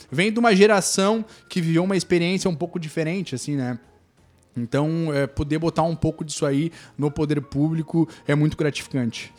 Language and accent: Portuguese; Torres, Rio Grande do Sul, Brazil; also born or lived in Porto Alegre / Spain; sou nascido em Torres aí. É nativo da terra.